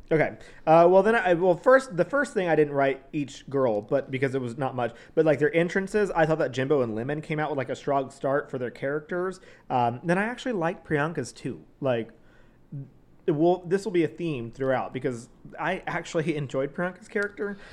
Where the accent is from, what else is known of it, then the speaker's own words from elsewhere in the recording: Texas, United States; accent: Southern; growing up in Texas